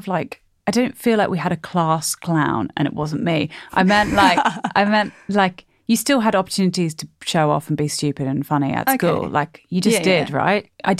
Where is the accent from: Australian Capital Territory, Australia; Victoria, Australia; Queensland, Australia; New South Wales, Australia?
New South Wales, Australia; Sydney; moved away as an adult; also born or lived in London / Durham; Unfortunately for me, I am from Sydney and then I shed my Sydney voice, not intentionally, in London and in Durham where I went to uni.